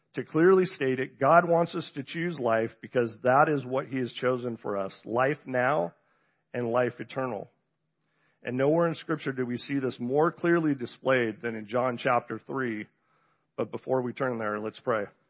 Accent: Encinitas, California, United States; also born or lived in San Diego, California; I was born in San Diego, California, grew up in Southern California, so you can say I'm from the South. Um, Encinitas, to be exact

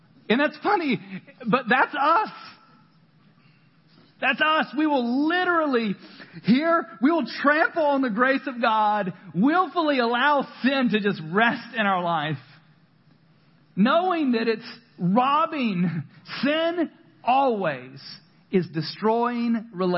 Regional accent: the South, United States; I grew up in the South

